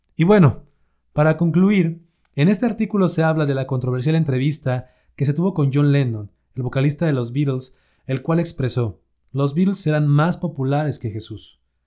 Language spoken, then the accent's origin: Spanish; Mexico; aquí en México, por ejemplo, en mi país